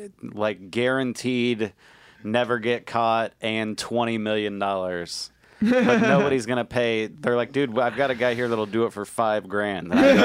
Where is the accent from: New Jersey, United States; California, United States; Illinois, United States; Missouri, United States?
Missouri, United States; Kansas City; I'm from the Midwest. I'm from Kansas City, Missouri.